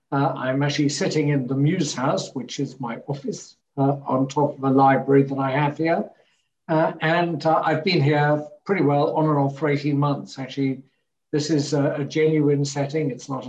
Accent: Hamburg, Germany; born there; Never, because I was born in Hamburg, and within a year, we were traveling to Denmark and then back to Hamburg

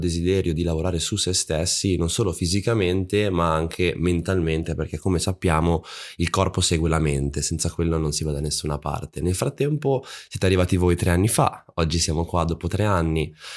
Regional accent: Monza, Lombardy, Italy; io sono di Monza vicino a Milano

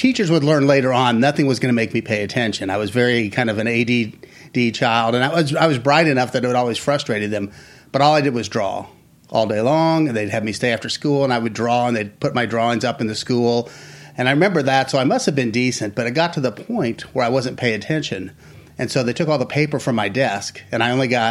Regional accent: Kansas City, Missouri, United States; now in Florida, United States; I'm from Kansas City. I was going back the next week to see my dad

